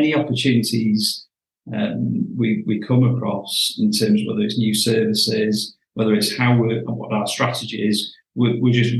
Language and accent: English; Cleveleys, near Blackpool, North West England, United Kingdom; I was born and bred in Cleveland